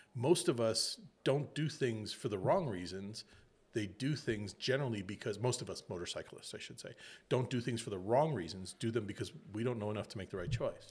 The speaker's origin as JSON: {"language": "English", "region": "Illinois", "country": "United States", "tie": "born or raised there", "said": "I grew up in Illinois"}